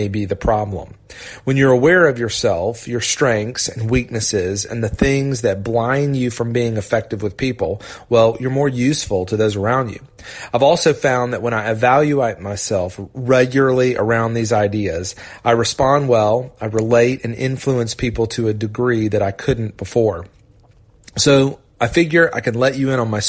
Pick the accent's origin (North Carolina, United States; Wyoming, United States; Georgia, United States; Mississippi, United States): Georgia, United States; Augusta; also born or lived in Orlando, Florida; Dad took a huge risk and moved us to Augusta, Georgia